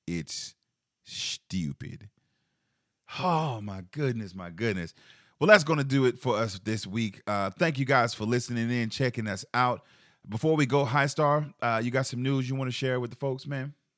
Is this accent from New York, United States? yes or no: no; Charleston, South Carolina, United States; growing up in Charleston, South Carolina